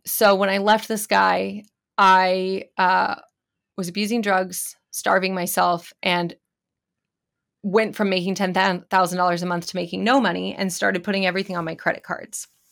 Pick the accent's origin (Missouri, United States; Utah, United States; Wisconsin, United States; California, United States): California, United States; I grew up in California